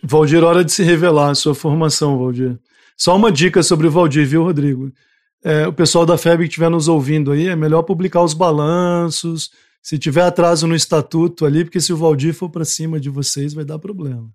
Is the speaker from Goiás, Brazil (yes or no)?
yes; Goiás, Brazil; now in Rondônia, Brazil; eu sou de Goiás